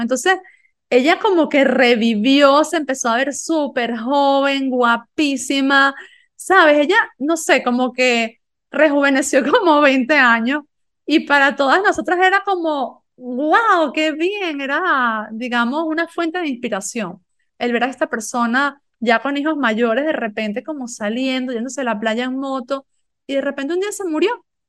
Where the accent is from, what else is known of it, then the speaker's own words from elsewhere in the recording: Galicia, Spain; Yo vivía en una aldea en Galicia donde había, no sé, 100 personas